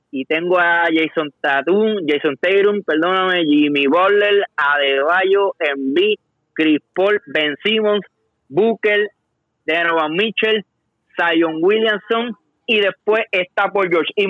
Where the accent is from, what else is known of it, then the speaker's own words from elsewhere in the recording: Puerto Rico; como, como boricua